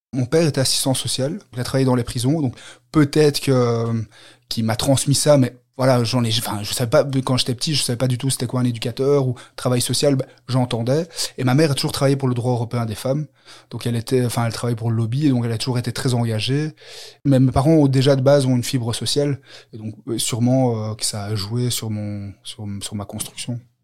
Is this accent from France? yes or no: no; Brussels, Brussels-Capital Region, Belgium; je viens de, de Belgique, de, Bruxelles.